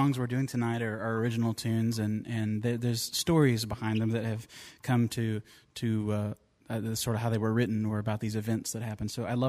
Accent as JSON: {"language": "English", "town": "Van Leer", "region": "Kentucky", "country": "United States", "said": "I'm from Van Leer. It's a really tiny coal town"}